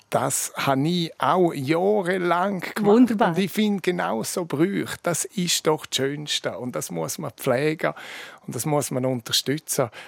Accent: Chur, Grisons, Switzerland; weil am Schluss bin ich auch Kurer, bin auch Bündner und bin Schweizer

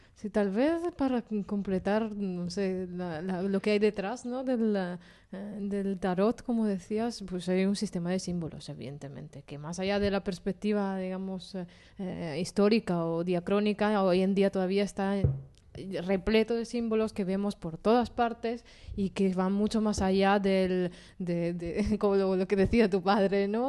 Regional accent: Italy; moved away; yo soy italiana

